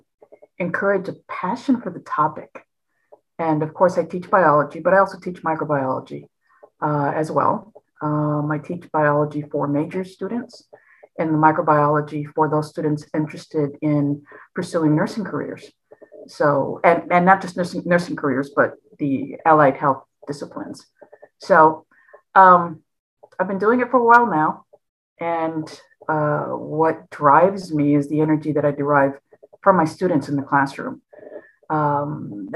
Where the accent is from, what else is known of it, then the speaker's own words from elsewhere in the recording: Los Angeles, California, United States; I was born and raised in the San Fernando Valley, which is north of downtown LA. I was raised in a community called Pacoima